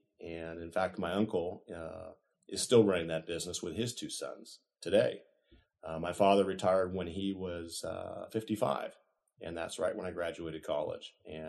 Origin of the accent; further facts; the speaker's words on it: Piedmont, California, United States; now in Sacramento, United States; I actually grew up in a city in the Bay Area called Piedmont. I was born in 1965, and I attended all my grammar school and high school experiences in Piedmont.